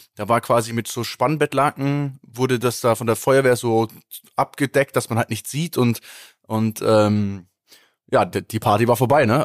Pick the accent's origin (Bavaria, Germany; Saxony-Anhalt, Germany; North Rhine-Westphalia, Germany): Bavaria, Germany; Kempten; bei uns in Kempten